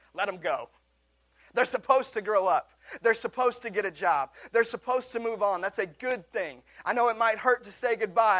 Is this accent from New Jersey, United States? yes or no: no; Seattle, Washington, United States; my hometown of Seattle